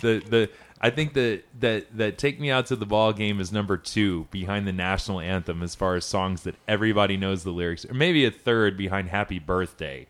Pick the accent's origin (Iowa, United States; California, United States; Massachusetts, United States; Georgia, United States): Georgia, United States; Atlanta; Atlanta, my hometown